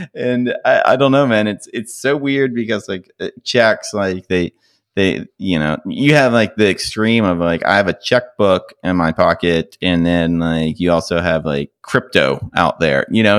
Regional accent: Mississippi, United States; growing up in Mississippi

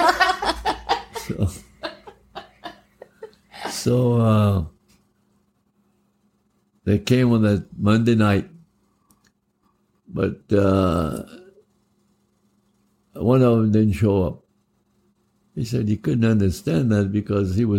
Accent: Cecilia, Louisiana, United States; we're both from Cecilia

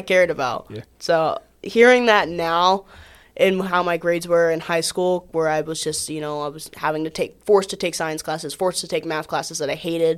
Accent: Atlanta, Georgia, United States; I'm from Atlanta

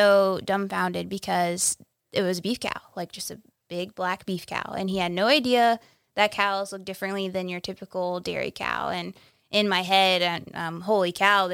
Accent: Dodge City, Kansas, United States; also born or lived in Wichita, Kansas; I grew up in Western Kansas, Southwest Kansas, in Dodge City, on a ranch, raising cattle

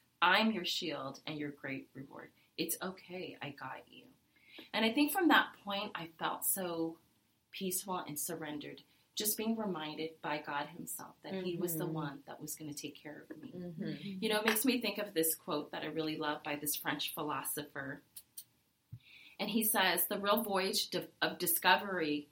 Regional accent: Vietnam; moved away; I'm a refugee from Vietnam

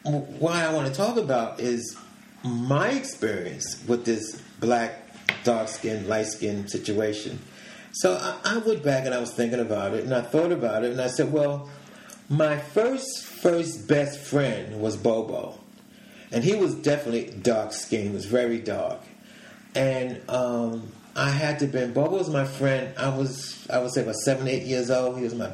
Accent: New York City, New York, United States; I was born and raised in New York City.

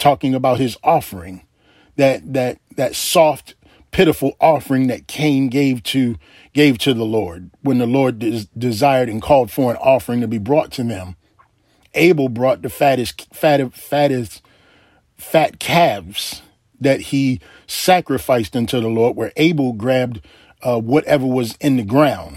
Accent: Baltimore, Maryland, United States; when I was a little boy growing up in Baltimore, Maryland

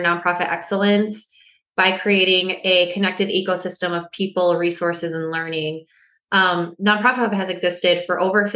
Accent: West Michigan, United States; I grew up in West Michigan, born and raised

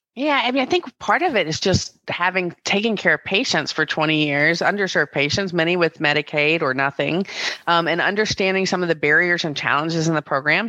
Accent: Greensboro, North Carolina, United States; I'm a North Carolina native. I grew up in Greensboro

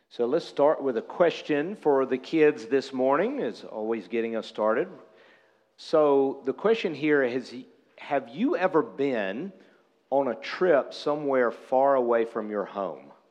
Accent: United States

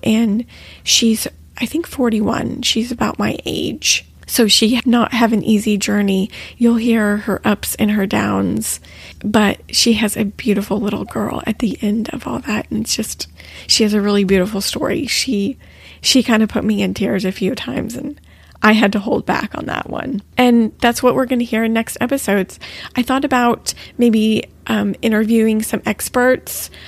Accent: Texas, United States; we're both actually from Texas

